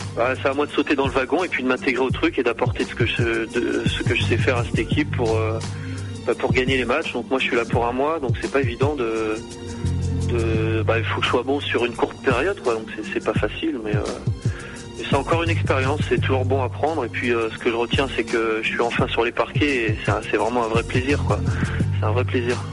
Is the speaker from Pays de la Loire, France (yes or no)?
yes; Cholet, Pays de la Loire, France; moi, c'est chez moi, quoi. J'habite à côté, mais je suis né à Cholet, j'ai été formé là-bas